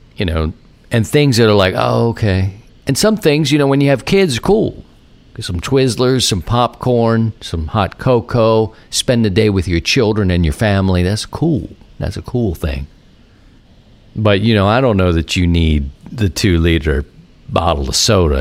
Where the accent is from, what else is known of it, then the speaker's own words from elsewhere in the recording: Baltimore, Maryland, United States; now in St. Louis, United States; growing up in Baltimore